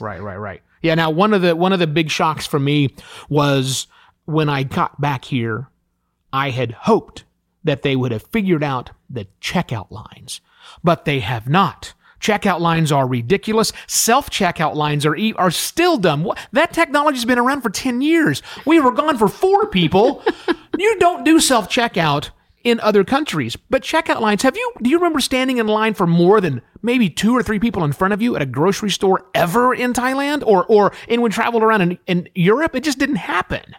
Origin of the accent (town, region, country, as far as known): United States; moved away as an adult